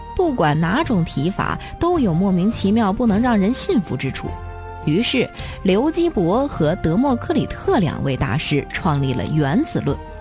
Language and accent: Chinese; China; 我们中国人